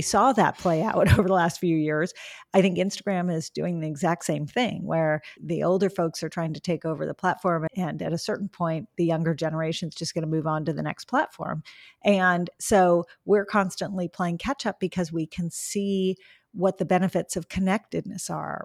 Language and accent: English; Los Angeles, California, United States; I grew up in Los Angeles